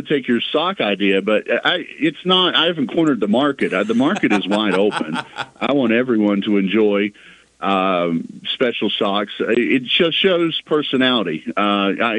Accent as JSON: {"language": "English", "town": "Richlands", "region": "Virginia", "country": "United States", "tie": "born or raised there", "said": "I grew up in Richlands. I'm in my home office in Richlands at the moment"}